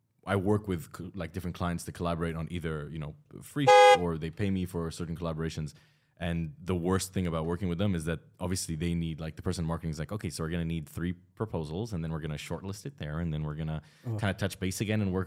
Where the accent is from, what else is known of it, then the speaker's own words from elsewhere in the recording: United Arab Emirates; also born or lived in Lebanon; I grew up here. Okay. In between Dubai and Sharjah.